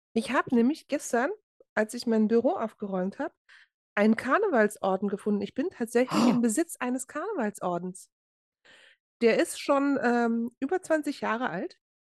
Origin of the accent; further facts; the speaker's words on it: Berlin, Germany; moved away; wir sind ja beide in Berlin geboren